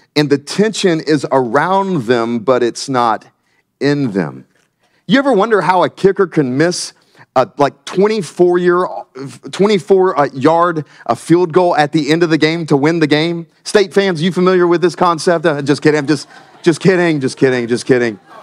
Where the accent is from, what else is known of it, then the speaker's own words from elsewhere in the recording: Myrtle Beach, South Carolina, United States; moved away as an adult; now in Wilmington, United States; I'm from South Carolina. Um, the great state of South Carolina, just a little south of here. And I grew up in, uh, Myrtle Beach